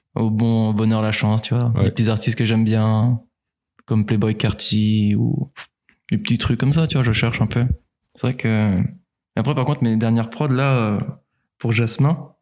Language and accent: French; Nantes, Pays de la Loire, France; moved away as an adult; also born or lived in Angers; now in Rennes, France; Avant, j'étais de Nantes